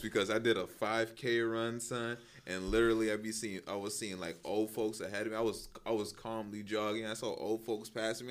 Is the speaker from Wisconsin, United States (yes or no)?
no; New York, United States; we're from New York.